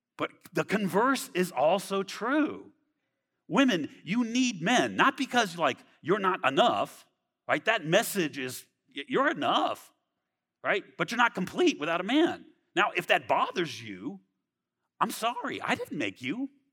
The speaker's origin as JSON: {"language": "English", "region": "Southern California", "country": "United States", "moved": "yes", "said": "I'm from California, Southern California. I was a skateboarder."}